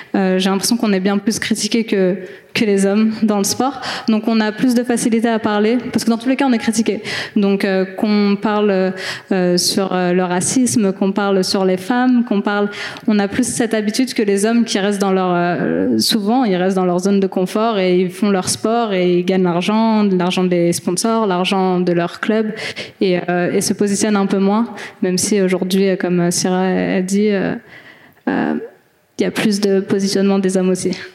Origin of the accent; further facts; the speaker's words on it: France; en tant que Française algérienne